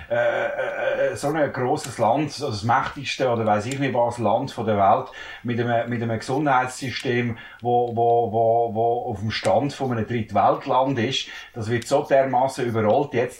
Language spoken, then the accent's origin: German; Switzerland; bei uns in der Schweiz